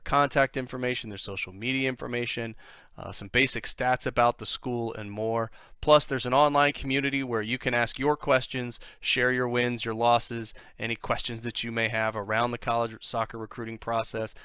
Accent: Columbus, Ohio, United States; now in Florida, United States; I grew up in Columbus

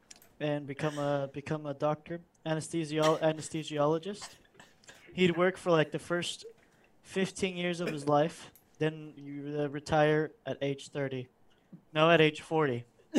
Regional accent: Hawaii, United States; born there; I am love America. I was born in Hawaii.

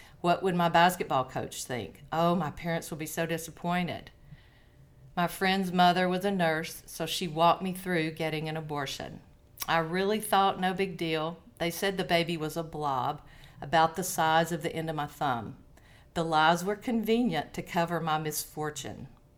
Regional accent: Chattanooga, Tennessee, United States; now in Knoxville, United States; Oh, no, I am from Chattanooga, and I moved around a lot. When my husband worked for the railroad, we moved around a lot and landed in Knoxville, where I'd never wanted to be, and grew to love it, so still here.

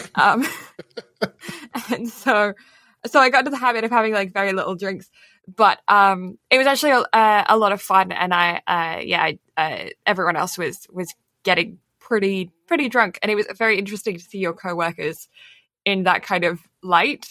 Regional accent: England, United Kingdom; I am English

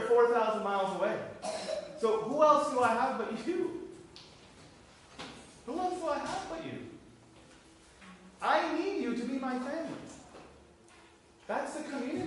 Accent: Florida, United States; now in Ireland; I'm from Florida

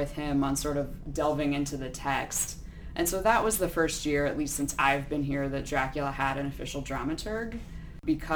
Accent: Boulder, Colorado, United States; moved away as an adult; also born or lived in Connecticut; now in Louisville, United States; I grew up in Boulder, Colorado

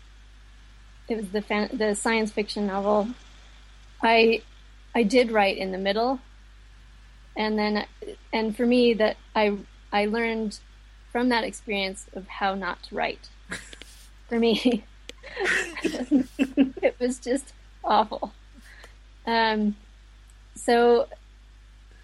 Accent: United States; now in Dublin, Ireland; I live in Dublin, but I was born in America

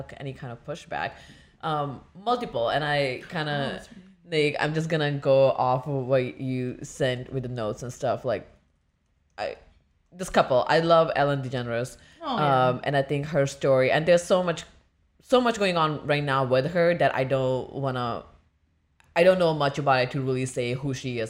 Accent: India; moved away; growing up in India

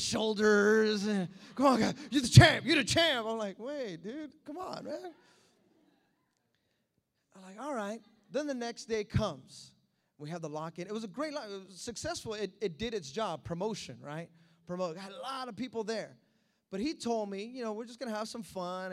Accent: United States; I'm American

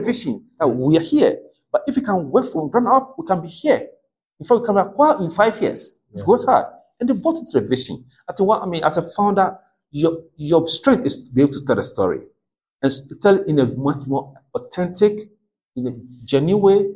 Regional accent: Ghana; I'm a Ghanaian. I'm born as a Ghanaian blood Ghanaian

